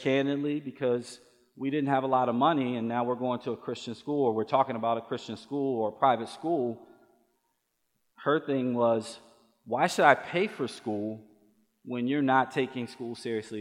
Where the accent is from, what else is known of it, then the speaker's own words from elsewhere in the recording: Baltimore, Maryland, United States; I grew up in Baltimore, Maryland. I was a Baltimore City Public School kid all the way up until my junior year of high school